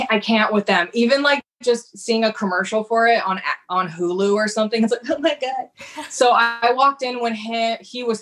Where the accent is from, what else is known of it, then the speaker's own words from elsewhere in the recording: Santa Cruz, California, United States; I grew up in Santa Cruz